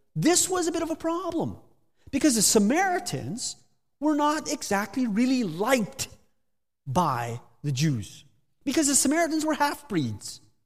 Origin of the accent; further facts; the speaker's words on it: near Steinbach, Manitoba, Canada; moved away as an adult; also born or lived in Spain; now in Guelph, Canada; I'm originally from Manitoba, grew up in the Mennonite Mecca near Steinbach.